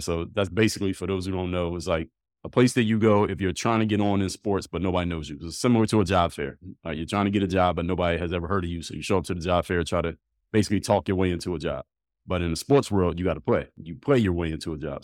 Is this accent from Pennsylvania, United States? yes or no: yes; Philadelphia, Pennsylvania, United States; I'm from Philly.